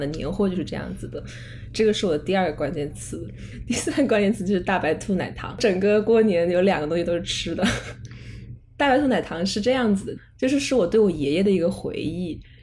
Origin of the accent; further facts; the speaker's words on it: Chengdu, Sichuan, China; moved away as an adult; also born or lived in Henan; 我爸爸是河南人，呃，我妈妈是四川人，然后我们家，就是我从小到大都在成都长大的